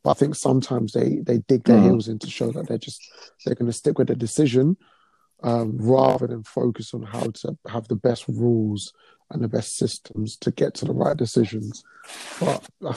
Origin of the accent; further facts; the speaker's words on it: England, United Kingdom; the way we are as English people